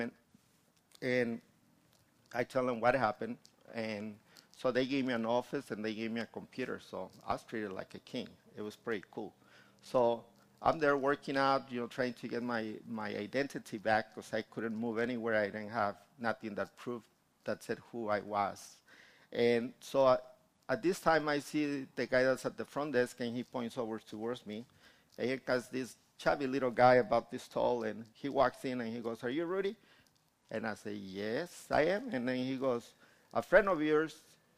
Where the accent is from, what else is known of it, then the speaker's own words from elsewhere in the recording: Guanajuato, Mexico; moved away; I finally went to my hometown in Guanajuato and got to see my family